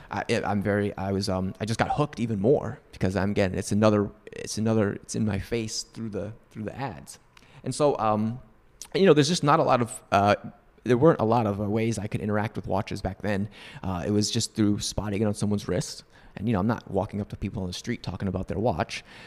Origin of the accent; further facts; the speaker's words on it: Northeast, United States; moved away; I grew up in the Northeast